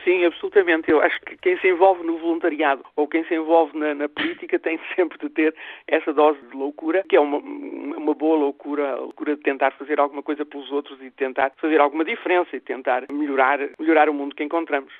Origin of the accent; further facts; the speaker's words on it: Portugal; para mim é um grande orgulho como portuguesa